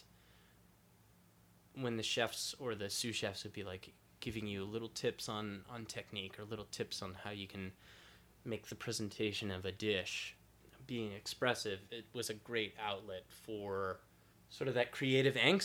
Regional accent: San Antonio, Texas, United States; now in New York City, United States; I come from Texas. I'm from San Antonio. Tacos were given to me from birth.

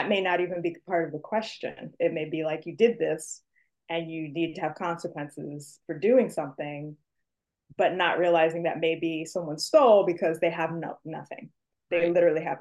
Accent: New York City, New York, United States; I'm from New York City specifically

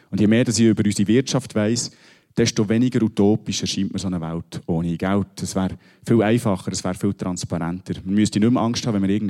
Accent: Bern, Switzerland; Ich komme aus dem Berner Oberland.

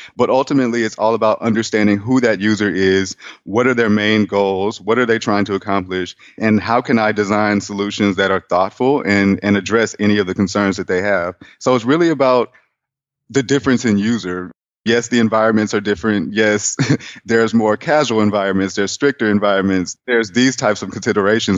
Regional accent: Houston, Texas, United States; moved away as an adult; also born or lived in Atlanta, Georgia; now in Austin, United States; I'm from Houston, Texas

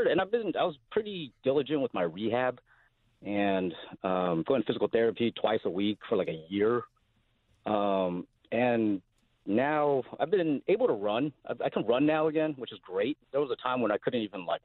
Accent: Los Angeles, California, United States; I grew up in L.A. I went to Fairfax High

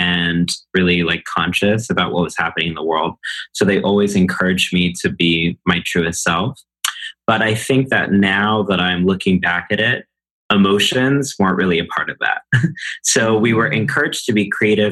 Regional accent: College Station, Texas, United States; now in New York City, United States; I grew up in a small town in Texas called College Station, Texas.

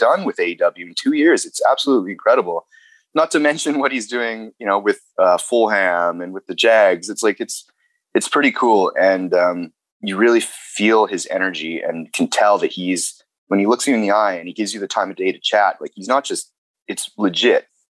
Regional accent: Canada; growing up in Canada

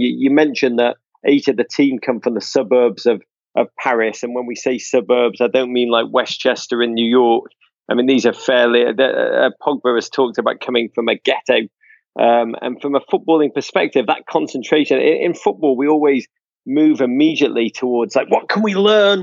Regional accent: England, United Kingdom; now in United States; I'm American now, let's be honest, but, like, the last vestiges of my Englishness still cling on to me

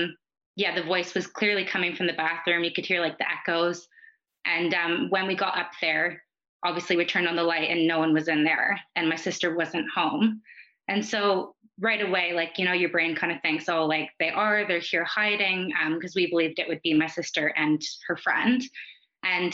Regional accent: Canada; accent: Canadian; moved away as an adult; now in New Zealand; I grew up in Canada

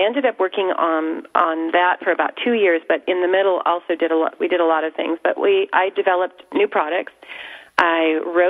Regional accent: California, United States; also born or lived in New York / Los Angeles / Santa Barbara; I grew up in California

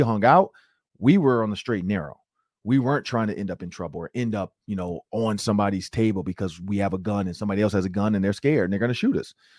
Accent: Detroit, Michigan, United States; moved away; I'm from Detroit, Michigan.

